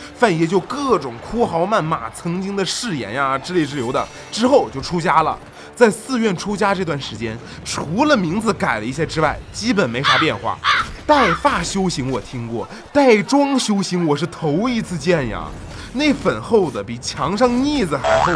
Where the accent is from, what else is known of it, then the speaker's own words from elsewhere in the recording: China; 我作为一个中国人